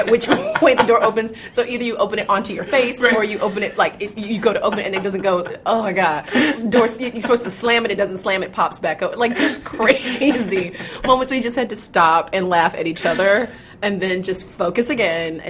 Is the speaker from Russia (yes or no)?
no; Chattanooga, Tennessee, United States; also born or lived in Georgia; I was born in Georgia and raised in Tennessee